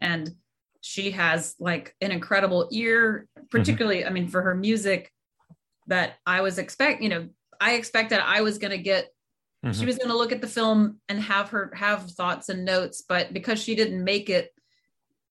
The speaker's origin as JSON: {"language": "English", "region": "Georgia", "country": "United States", "tie": "born or raised there", "said": "I was born and raised in Georgia"}